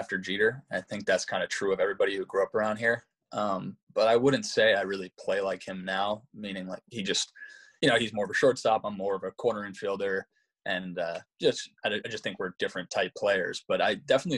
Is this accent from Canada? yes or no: no; United States; born or raised there